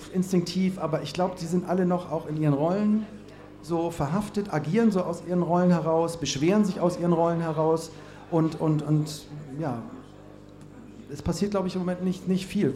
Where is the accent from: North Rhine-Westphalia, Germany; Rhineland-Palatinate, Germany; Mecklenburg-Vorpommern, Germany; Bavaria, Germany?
North Rhine-Westphalia, Germany; Cologne; ich komme aus Köln